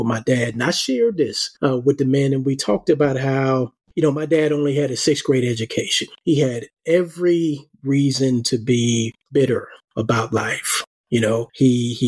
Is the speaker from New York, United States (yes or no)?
yes; New York City, New York, United States; I grew up in Harlem, and I was probably about 8 years old